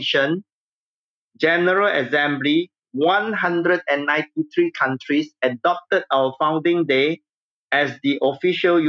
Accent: Singapore; I grew up in Singapore

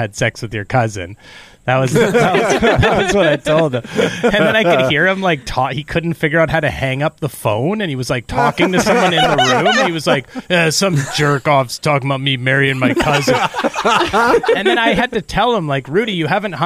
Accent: Canada; I'm just a Canadian

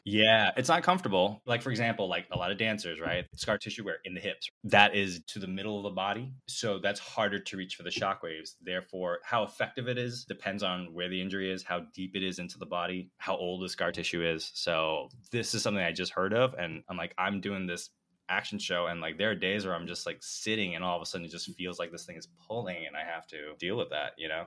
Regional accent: United States; growing up in the States

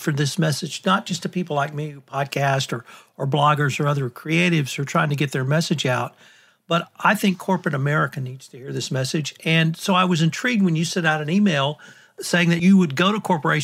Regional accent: the South, United States; I'm a Southerner

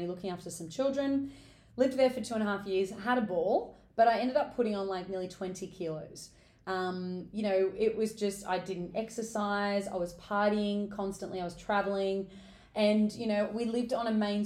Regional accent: Newcastle, New South Wales, Australia; I'm originally from Newcastle, so I've moved away, come back, but I am a Novocastrian at heart

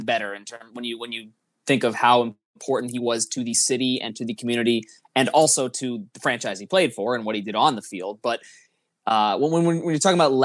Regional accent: East Coast, United States; born or raised there; now in San Diego, United States

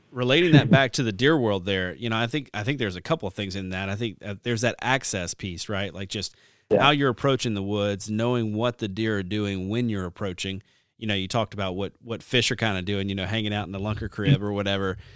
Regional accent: the South, United States; growing up in the South

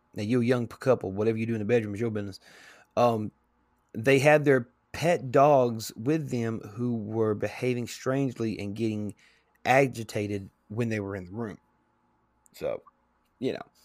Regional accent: Tennessee, United States; my home state, state of Tennessee

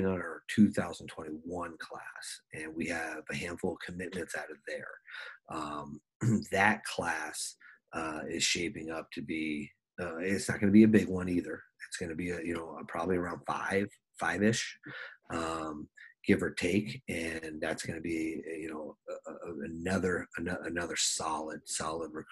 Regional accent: New Jersey, United States; moved away as an adult; also born or lived in Minnesota; now in South Dakota, United States; I'm from New Jersey. We get snow.

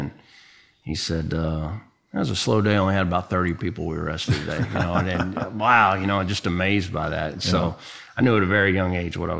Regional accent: Austin, Texas, United States; I said, well, you know, I'm from Austin. I sure would like to stay.

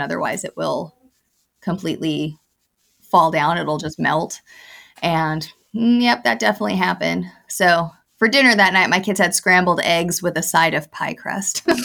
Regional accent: Arizona, United States; now in St. Petersburg, United States; I'm from Arizona and we don't get hurricanes in, in, in landlocked states

